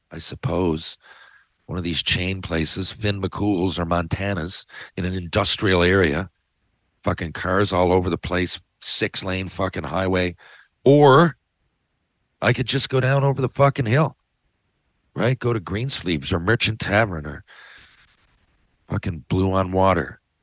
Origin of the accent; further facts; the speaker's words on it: Mount Pearl, Newfoundland and Labrador, Canada; I'm from Mount Pearl